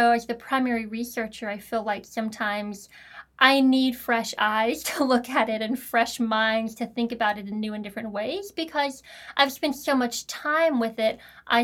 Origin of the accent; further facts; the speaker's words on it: the South, United States; I grew up in the South.